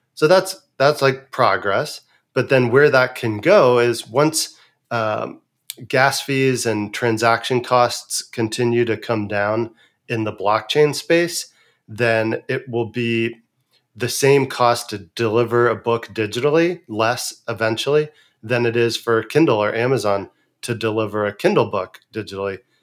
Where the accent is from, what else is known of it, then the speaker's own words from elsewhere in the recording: San Francisco Bay Area, California, United States; growing up in San Francisco Bay Area in the nineteen eighties into the nineties